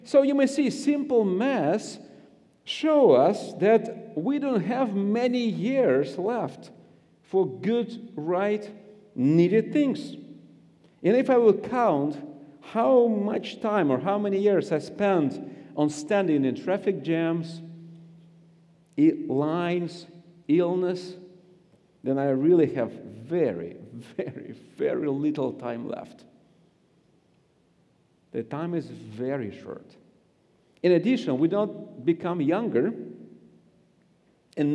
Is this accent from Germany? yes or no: no; Siberia, Russia; accent: Russian; English is a second language; I grew up in Siberia